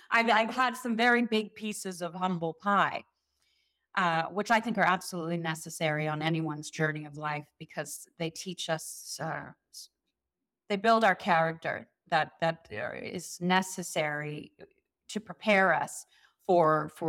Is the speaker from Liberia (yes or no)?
no; South Africa; now in Beverly Hills, United States; South Africa, so maybe maybe I should bring the South African accent back.